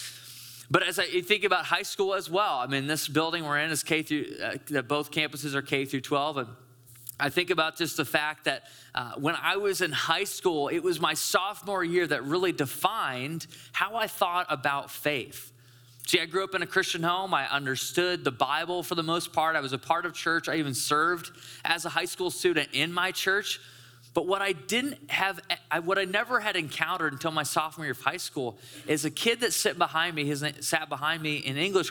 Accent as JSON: {"language": "English", "town": "Caledonia", "region": "Michigan", "country": "United States", "tie": "born or raised there", "said": "I grew up in West Michigan. I grew up in like rural Caledonia."}